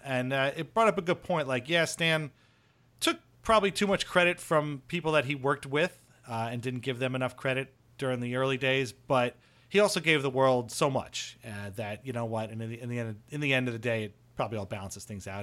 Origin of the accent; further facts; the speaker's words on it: Seaford, New York, United States; where I grew up in Seaford